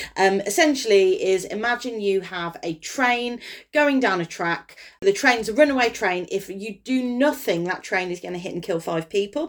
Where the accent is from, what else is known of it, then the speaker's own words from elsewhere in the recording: Kidderminster, West Midlands, United Kingdom; my hometown